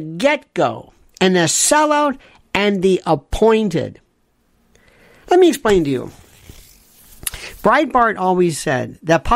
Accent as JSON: {"language": "English", "country": "United States"}